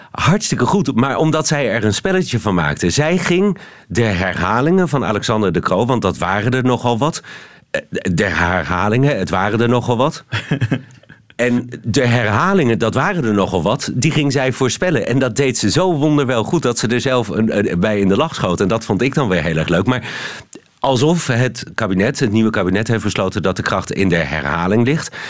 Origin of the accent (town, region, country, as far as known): Netherlands; now in Belgium